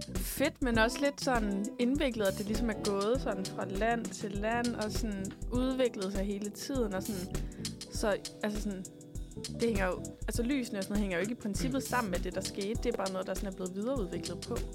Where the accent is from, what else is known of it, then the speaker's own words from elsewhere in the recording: Esbjerg, Southern Denmark, Denmark; jeg er jo fra Esbjerg